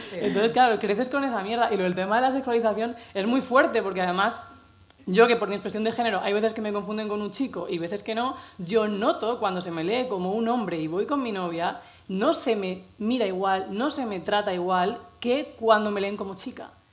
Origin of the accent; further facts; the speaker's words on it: Cartagena, Region of Murcia, Spain; moved away as an adult; now in Madrid, Spain; nací en Cartagena, Murcia, a los 18 me vine aquí